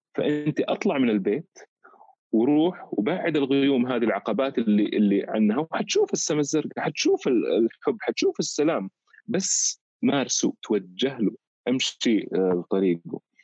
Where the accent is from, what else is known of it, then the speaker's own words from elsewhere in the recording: Saudi Arabia; احنا كاولاد بلد هنا